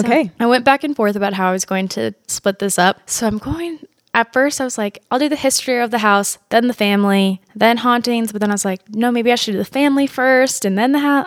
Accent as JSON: {"language": "English", "region": "Kansas", "country": "United States", "tie": "born or raised there", "moved": "yes", "said": "I grew up in Kansas and there were two serial killers at the time that I was like a little kid there"}